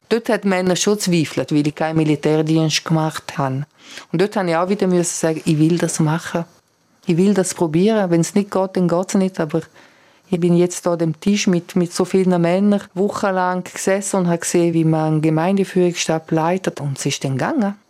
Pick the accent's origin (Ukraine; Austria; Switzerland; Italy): Switzerland; Bregaglia, Graubünden; weil wir in Bergell wohnen und die Schule dann im Engadin oder in Kur ist